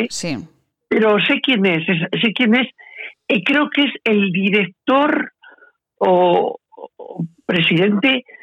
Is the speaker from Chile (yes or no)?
no; Zaragoza, Aragon, Spain; soy nacida en el centro de la ciudad, nací en la Plaza de Sas